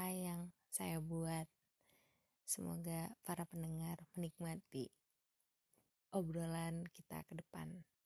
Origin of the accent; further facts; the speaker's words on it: Padang, West Sumatra, Indonesia; now in Bandung, Indonesia; lalu saya orang Padang yang tinggal di Bandung